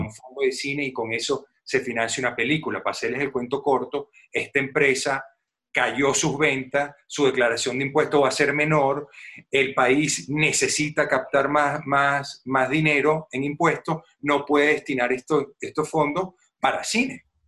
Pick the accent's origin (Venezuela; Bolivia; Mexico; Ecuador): Venezuela; como venezolano